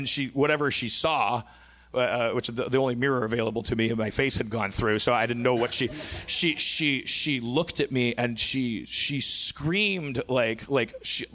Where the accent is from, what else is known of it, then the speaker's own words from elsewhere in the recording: Brown Deer, Wisconsin, United States; moved away; in my hometown of Brown Deer, Wisconsin